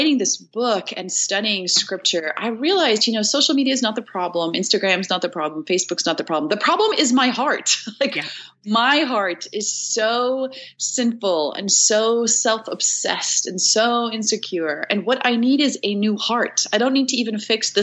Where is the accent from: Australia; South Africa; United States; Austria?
South Africa; I'm from South Africa.